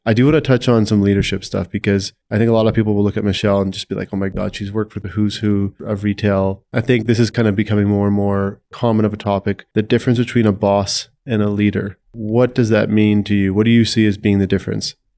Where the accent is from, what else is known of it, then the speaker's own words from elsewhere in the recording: Saskatchewan, Canada; I grew up in Saskatchewan